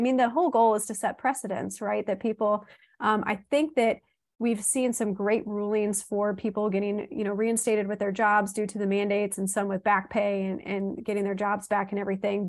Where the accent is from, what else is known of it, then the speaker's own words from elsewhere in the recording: Southern Illinois, United States; now in Florida, United States; we're moving from Florida back home to Southern Ill, Illinois